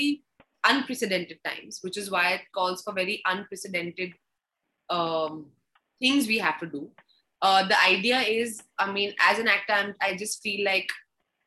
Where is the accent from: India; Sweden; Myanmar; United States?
India; Delhi; C14 Kalka ji. That's my vibe. So that's where my first home was